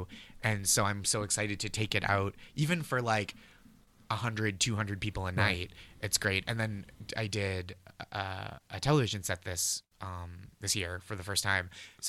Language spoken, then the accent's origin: English; Massachusetts, United States; I'm from the North Shore of Massachusetts, where there's a town spelled the same as Peabody but pronounced Peabody.